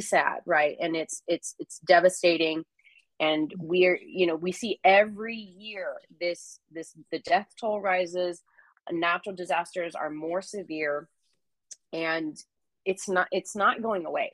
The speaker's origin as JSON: {"language": "English", "town": "San Jose", "region": "California", "country": "United States", "tie": "born or raised there", "moved": "as an adult", "lives_now": "Northern California, United States", "said": "I grew up in California, grew up in the Bay. That's just how we talk"}